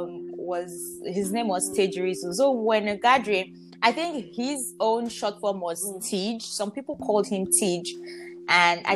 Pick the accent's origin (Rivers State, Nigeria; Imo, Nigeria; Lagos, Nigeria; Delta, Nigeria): Delta, Nigeria; I'm from Delta State, like deep rooted in Delta. My both parents are from Delta State. So yeah, I'm fully Delta.